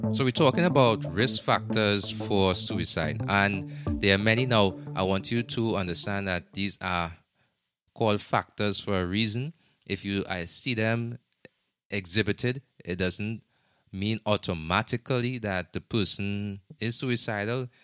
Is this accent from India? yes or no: no; Trinidad & Tobago; now in United States; in my home country, in Trinidad and Tobago